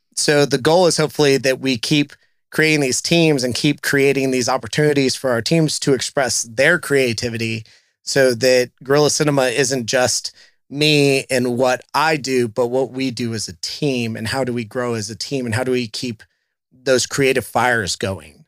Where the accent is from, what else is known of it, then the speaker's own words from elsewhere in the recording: South Texas, United States; now in Cincinnati, United States; places that I grew up going to, uh, being in South Texas